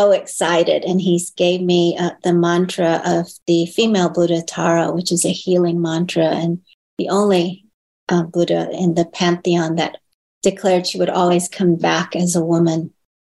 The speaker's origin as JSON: {"language": "English", "region": "California", "country": "United States", "tie": "born or raised there", "also_born_or_lived": "Hong Kong", "first_language": "Chinese", "second_language": "English", "said": "Yeah, I was born in Hong Kong. I was a baby when I came over. I was like 18 months old. But grew up in America"}